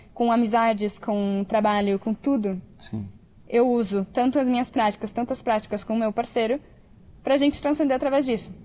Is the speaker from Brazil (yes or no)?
yes; Brazil; moved away as an adult; Eu saí do Brasil com mil euros.